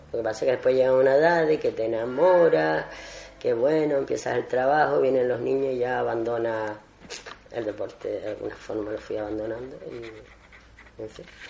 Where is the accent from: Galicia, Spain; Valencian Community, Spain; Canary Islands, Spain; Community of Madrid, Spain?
Canary Islands, Spain; Agaete; born or raised there